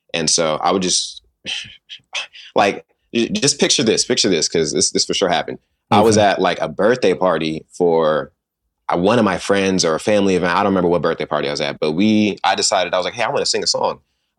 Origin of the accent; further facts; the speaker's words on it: Sacramento, California, United States; also born or lived in San Jose / New York; Sacramento, California. Yes, sir. I was born in San Jose, California. I actually lived in New York the first 10 years of my life as well.